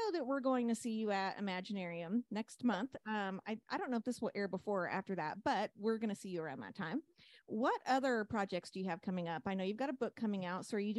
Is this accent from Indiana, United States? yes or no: no; Kentucky, United States; we're from Kentucky